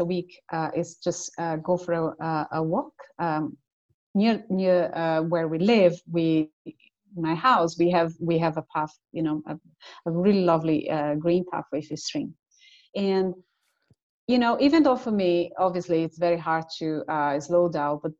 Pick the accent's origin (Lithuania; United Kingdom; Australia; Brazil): Brazil; now in Cork, Ireland; I'm originally from Brazil. So all my family is in Brazil, but I live with my husband in Cork.